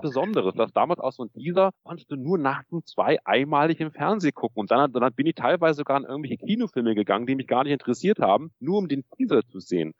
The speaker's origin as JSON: {"language": "German", "town": "Munich", "region": "Bavaria", "country": "Germany", "said": "Ich komme aus München"}